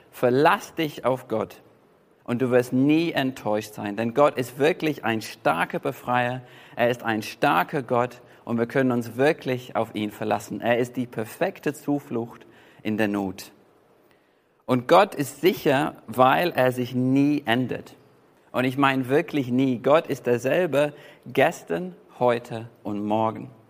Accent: England, United Kingdom; und es gibt auch aus meiner Heimat, gibt zum Beispiel die White Cliffs of Dover oder die Weiße Klippen in Dover.

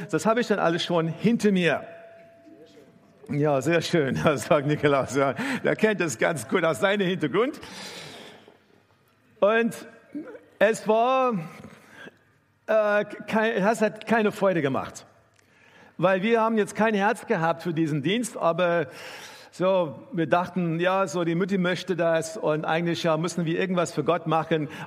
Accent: South Africa; German is a second language; now in Germany; ich bin in Südafrika aufgewachsen und äh, meine Familie war gar keine äh, gläubige Familie.

